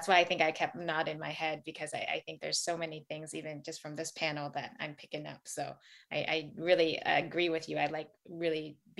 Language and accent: English; Atlanta, Georgia, United States; being from the South, I will say in Atlanta.